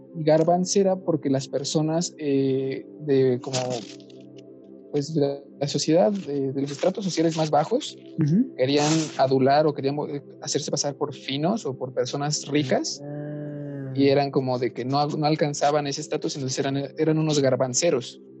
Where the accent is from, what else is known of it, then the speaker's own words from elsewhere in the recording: Mexico; somos mexicanos